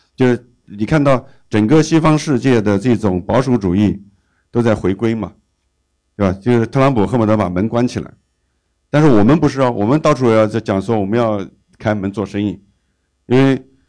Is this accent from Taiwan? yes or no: no; China; 我们中国人这么大市场